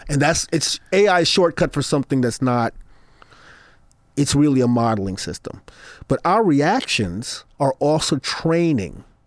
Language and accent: English; Brooklyn, New York, United States; Brooklyn is what I know. I grew up in Brooklyn